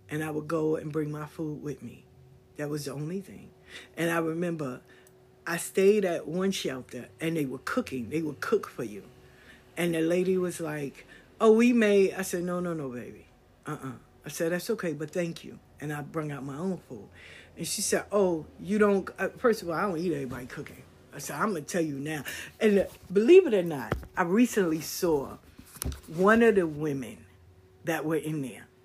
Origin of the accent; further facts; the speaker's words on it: the South, United States; No, I'm from the South.